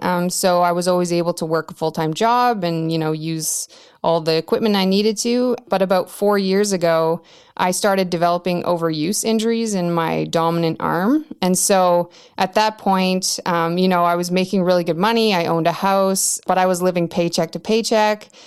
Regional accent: Whitehorse, Yukon, Canada; I'm in White Horse, Yukon, which is the capital of Yukon. Um, and I was born and raised here.

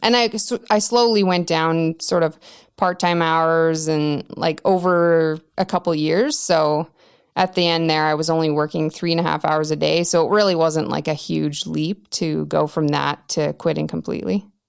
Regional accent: Whitehorse, Yukon, Canada; I'm in White Horse, Yukon, which is the capital of Yukon. Um, and I was born and raised here.

